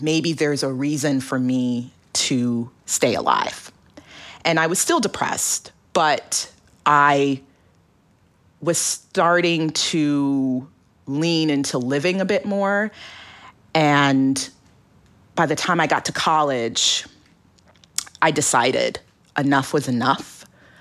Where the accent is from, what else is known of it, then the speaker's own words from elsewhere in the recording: Alaska, United States; growing up in Alaska or being a child of Nigerian immigrants